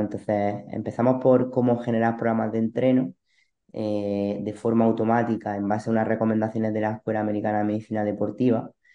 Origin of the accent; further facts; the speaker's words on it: Granada, Andalusia, Spain; moved away as an adult; now in Almería, Spain; Soy de Granada